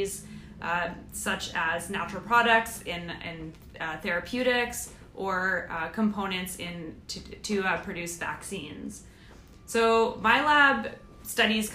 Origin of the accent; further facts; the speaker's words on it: Canada; moved away as an adult; also born or lived in Victoria, Canada / Adelaide, Australia / Vancouver, Canada; now in United States; I am Canadian